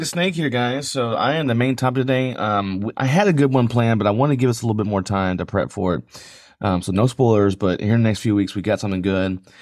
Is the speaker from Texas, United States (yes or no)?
yes; San Antonio, Texas, United States; I grew up in San Antonio.